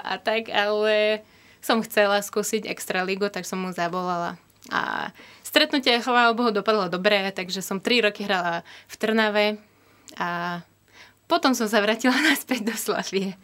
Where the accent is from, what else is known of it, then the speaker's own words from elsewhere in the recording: Kyiv Oblast, Ukraine; Slovak is a second language; moved away as an adult; now in Slovakia; ja som z Kieva, ale nie úplne, že priamo a ja bývam, že jeden kilometr od Kieva je to také malé mestečko